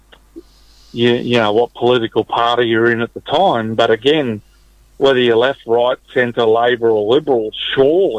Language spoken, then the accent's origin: English; Brisbane, Queensland, Australia; also born or lived in Mary Kathleen, Queensland; my parents, we moved down from Mary Kathleen, a little town outside of Mount Isa that no longer exists, and come down to Brisbane in the early 70s